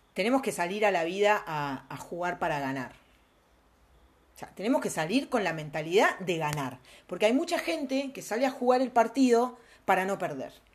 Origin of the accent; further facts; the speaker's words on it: Argentina; also born or lived in Mexico; nosotros que vivimos acá en Argentina